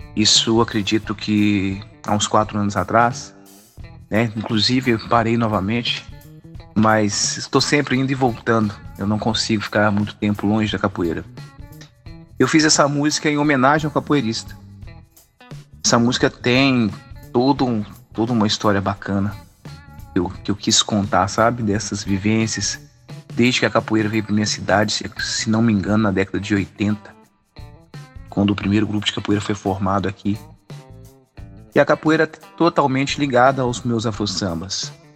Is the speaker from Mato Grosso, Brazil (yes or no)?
no; Brumadinho, Minas Gerais, Brazil; eu sou natural de Brumadinho, nascido e criado, ainda não arredei o pé daqui